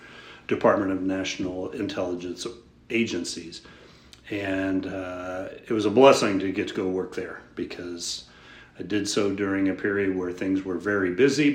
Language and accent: English; Houston, Texas, United States; I grew up in Houston, Texas, at least the Houston area